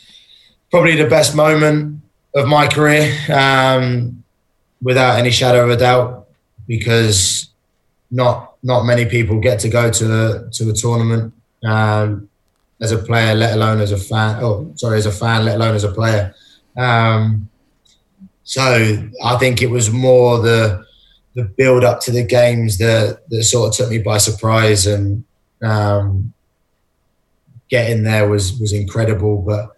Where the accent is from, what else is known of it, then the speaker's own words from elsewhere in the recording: England, United Kingdom; born there; whether that was me and my personality or whether that was because I was born in England.